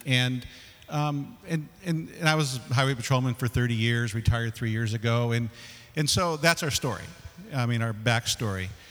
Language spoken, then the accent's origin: English; San Fernando Valley, California, United States; I grew up in the San Fernando Valley and the smog and all that stuff.